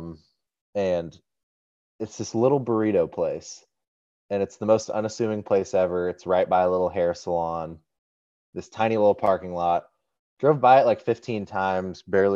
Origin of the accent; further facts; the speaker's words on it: Oregon, United States; growing up in Oregon, that kind of comes with the territory.